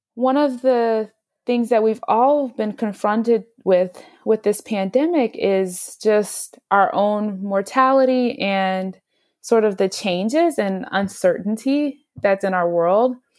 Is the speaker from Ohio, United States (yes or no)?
no; Houston, Texas, United States; moved away as an adult; now in New Jersey, United States; I grew up in Houston